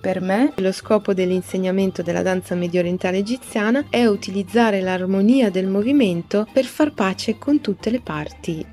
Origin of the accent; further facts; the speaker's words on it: Alexandria, Alexandria Governorate, Egypt; moved away; also born or lived in Brazil; Sono nata ad Alessandria, ad Egitto